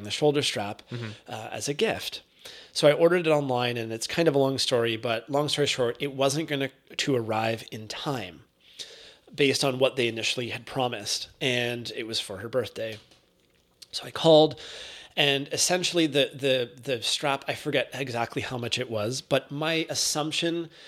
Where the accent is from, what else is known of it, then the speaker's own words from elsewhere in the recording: Canada; being Canadian